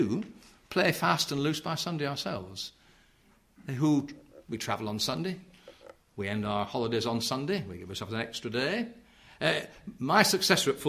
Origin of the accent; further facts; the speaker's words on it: Yorkshire and the Humber, United Kingdom; I come from South Yorkshire where it's the worst in the nation, I believe. We're the bottom of the pile